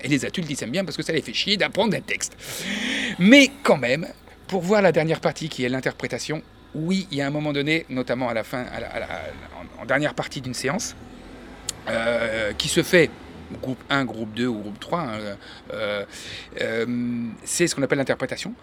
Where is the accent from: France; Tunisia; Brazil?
France; Angers, Pays de la Loire; faire ce métier ici, chez nous, aussi à Angers